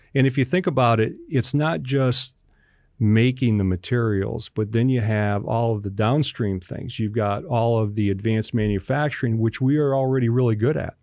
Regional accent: Western New York, United States; moved away; also born or lived in West Virginia; from Western New York, my town in New York where I grew up in is in Appalachia

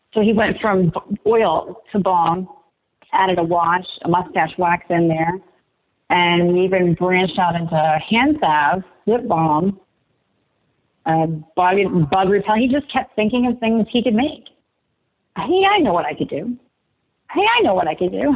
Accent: Martinsburg, West Virginia, United States; We grew up in Martinsburg.

